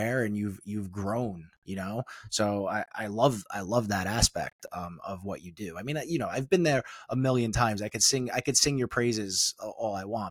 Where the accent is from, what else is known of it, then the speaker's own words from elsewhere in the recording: New York City, New York, United States; we're from the same place